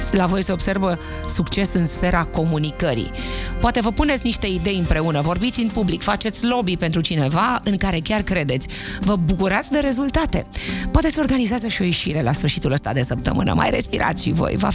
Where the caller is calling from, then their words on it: Arad, Arad County, Romania; din Arad.